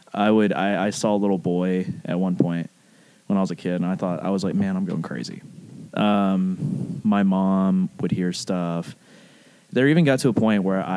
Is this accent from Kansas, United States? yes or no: no; Arab, Alabama, United States; also born or lived in Chelsea, Alabama; I was born in Arab.